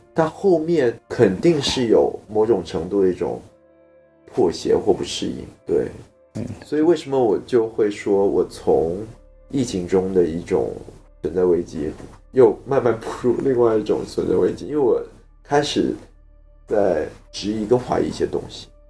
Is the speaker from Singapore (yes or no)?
yes; Singapore; 整个片场也只有我一个新加坡人